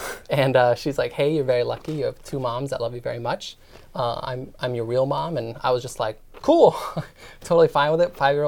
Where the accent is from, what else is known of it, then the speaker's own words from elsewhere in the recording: Phoenix, Arizona, United States; also born or lived in Italy / Pennsylvania; So I grew up majority of my life in Phoenix, Arizona for about 10 years. Before that, I was in Italy because that's where my mom was stationed, and then Pennsylvania shortly before that because that's her hometown.